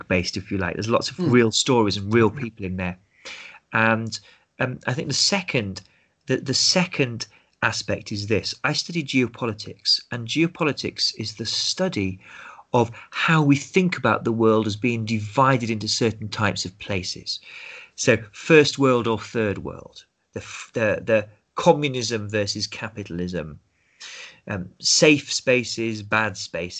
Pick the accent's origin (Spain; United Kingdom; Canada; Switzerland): United Kingdom; growing up in Britain, we'd grow up with stories and films about the Second World War